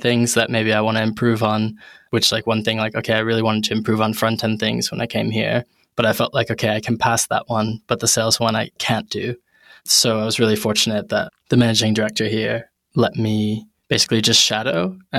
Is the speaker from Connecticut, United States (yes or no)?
yes; New Haven, Connecticut, United States; moved away as an adult; now in London, United Kingdom; And I'm originally from New Haven, Connecticut. Big shout to New Haven.